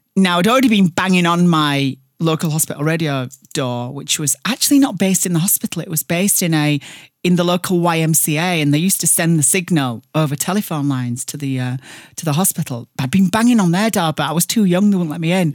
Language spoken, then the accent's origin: English; Barnsley, Yorkshire and the Humber, United Kingdom; accent: thick Barnsley; I'm from Barnsley.